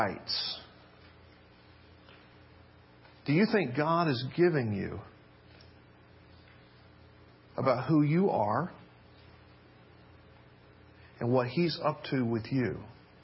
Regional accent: Memphis, Tennessee, United States; I grew up in Memphis, Tennessee

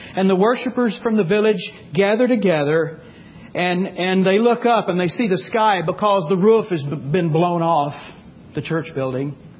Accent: Texas, United States; I grew up in Texas

